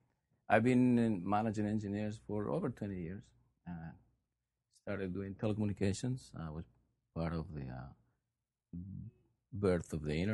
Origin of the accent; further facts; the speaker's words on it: Peru; moved away as an adult; now in Oregon, United States; I was born and raised in Peru. Mm-hmm. I lived there half of my life, a little less than half now, but 21 years. Graduated from school there, and I got my BSW also from Peru